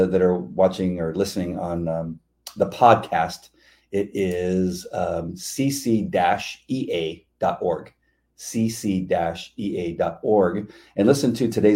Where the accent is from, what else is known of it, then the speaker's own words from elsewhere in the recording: La Mirada, California, United States; born and raised in La Mirada